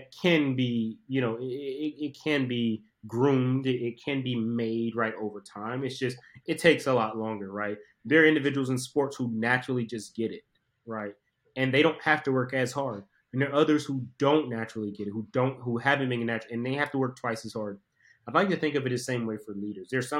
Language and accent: English; Southeast Georgia, United States; I'm a kid from Southeast Georgia, inner city